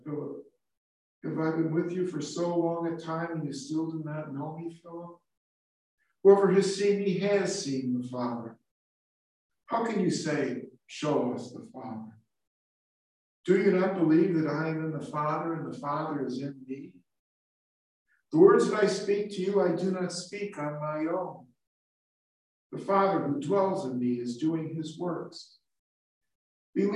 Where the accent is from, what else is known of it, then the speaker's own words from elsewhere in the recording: Chicago, Illinois, United States; I grew up in St. Genevieve Parish in the city of Chicago